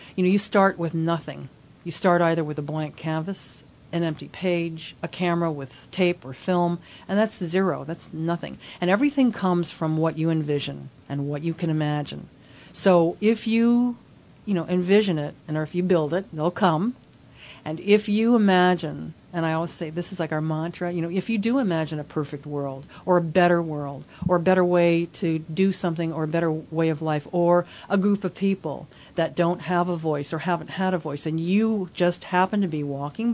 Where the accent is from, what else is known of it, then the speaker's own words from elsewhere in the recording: Hawaii, United States; also born or lived in Los Angeles; my family's been here for over five generations